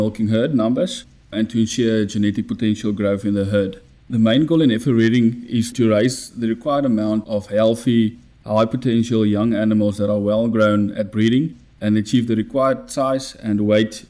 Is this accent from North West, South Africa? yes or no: yes; Rustenburg, North West, South Africa; I was born in Rustenburg, Northwest.